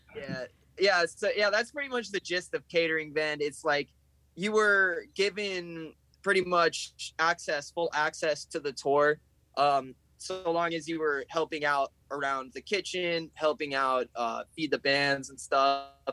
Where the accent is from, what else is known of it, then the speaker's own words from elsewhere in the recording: New Jersey, United States; We're from New Jersey